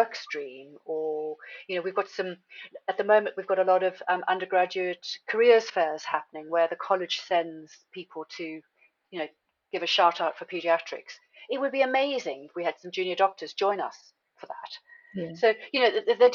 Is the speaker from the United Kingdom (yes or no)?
no; South Africa; moved away; I'm originally from South Africa